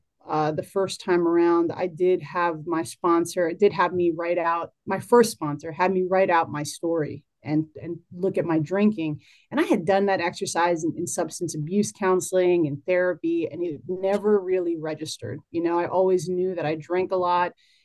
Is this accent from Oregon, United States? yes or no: no; New Jersey, United States; now in Maryland, United States; I was born and raised in Jersey